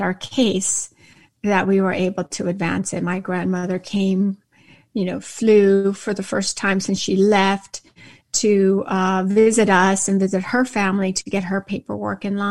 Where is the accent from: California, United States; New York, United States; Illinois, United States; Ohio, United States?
California, United States; San Fernando; born or raised there; first language Spanish; English is a second language; also born or lived in Jalisco, Mexico